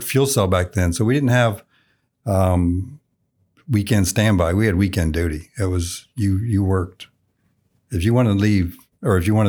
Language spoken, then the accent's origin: English; Illinois, United States; moved away as an adult; And I just remember thinking, holy cow, I'm not in small town Illinois anymore.